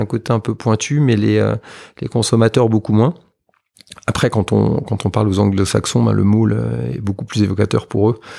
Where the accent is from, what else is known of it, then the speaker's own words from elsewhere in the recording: France; on est français